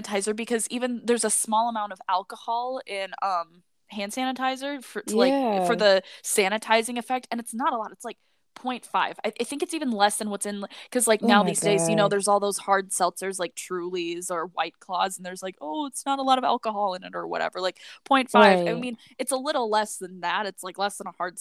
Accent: Midwest, United States; I'm from the Midwest

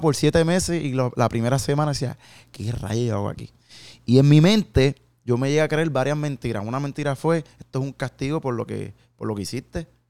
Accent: Carolina, Puerto Rico; moved away as an adult; now in Dallas, United States; Yo soy un jíbaro de Puerto Rico

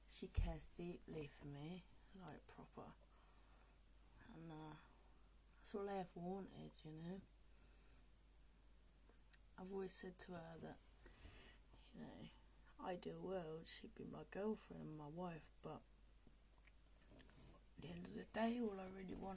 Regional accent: Oxford, South East England, United Kingdom; Though I am from Oxford, and I do have cock in me

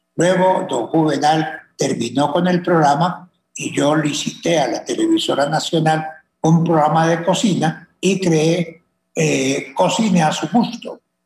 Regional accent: Colombia; así somos los colombianos, por Dios. Los colombianos somos personas eh, echadas para adelante

